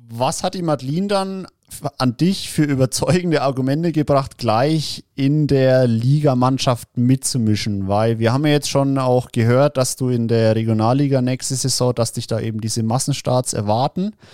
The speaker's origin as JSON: {"language": "German", "region": "Bavaria", "country": "Germany", "said": "bei uns in Bayern"}